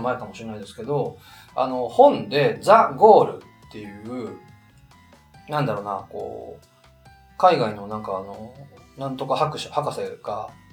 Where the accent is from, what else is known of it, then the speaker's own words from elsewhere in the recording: Niigata, Japan; moved away; 実家僕、新潟県なんですけど